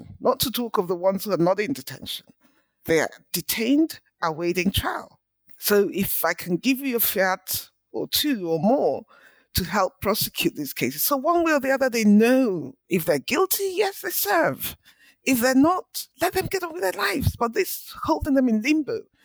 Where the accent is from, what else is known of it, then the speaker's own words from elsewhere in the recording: Port Harcourt, Rivers State, Nigeria; moved away as an adult; also born or lived in Lagos, Nigeria / England; I was born in Nigeria in the 60s, went to school in Nigeria. All of my early education was in Port Harcourt, which is in the southern part of the country